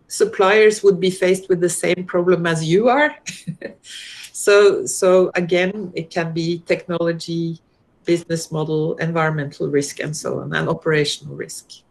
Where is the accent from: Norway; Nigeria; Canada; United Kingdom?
Norway; moved away as an adult; now in Australia; I'm originally from Norway